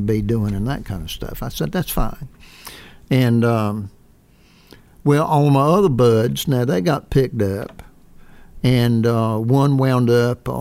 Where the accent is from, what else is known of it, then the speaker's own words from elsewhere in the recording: Zebulon, North Carolina, United States; Zebulon, North Carolina, my hometown